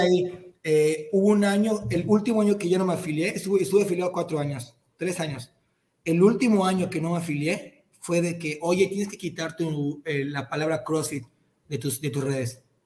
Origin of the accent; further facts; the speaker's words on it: Cozumel, Quintana Roo, Mexico; moved away as an adult; now in Mérida, Mexico; yo soy de Cozumel, Quintana Roo, pero ahorita vivo en Mérida, llevo viviendo acá cuatro, cinco, dos mil dieciocho, me vine para acá